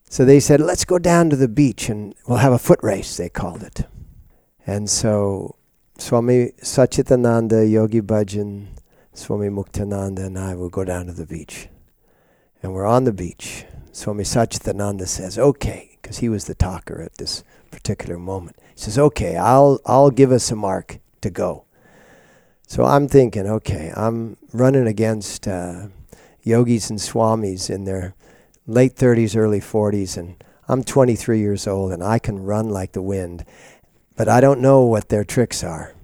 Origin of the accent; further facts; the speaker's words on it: Seattle, Washington, United States; when I grew up in Seattle, uh, starting in nineteen forty-five